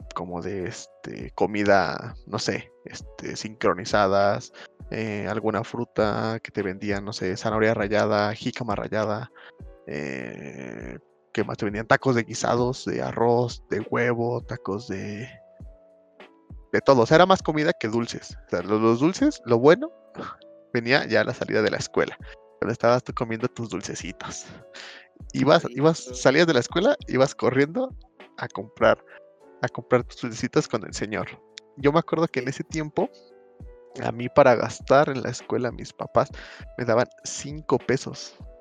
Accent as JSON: {"language": "Spanish", "country": "Mexico", "said": "yo soy mexicano"}